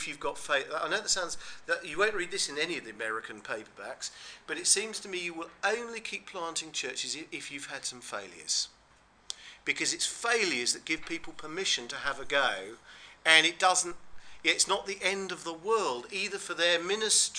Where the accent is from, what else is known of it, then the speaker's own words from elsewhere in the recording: England, United Kingdom; We're English